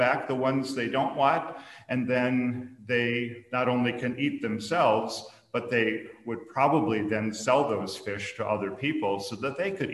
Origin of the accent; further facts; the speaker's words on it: Minnesota, United States; I grew up in Minnesota, which is sometimes called the land of lakes